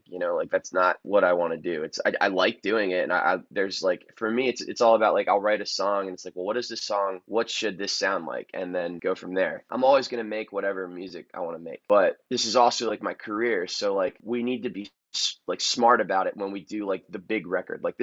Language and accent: English; Annapolis, Maryland, United States; downtown Annapolis, which is the city I'm from.